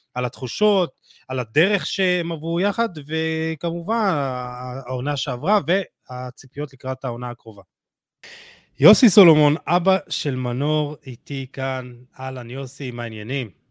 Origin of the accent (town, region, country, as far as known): Israel